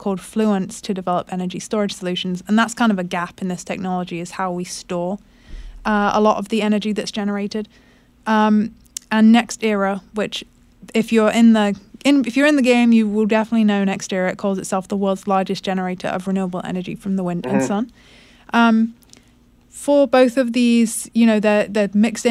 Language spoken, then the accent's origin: English; United Kingdom; moved away; that's my home country, the UK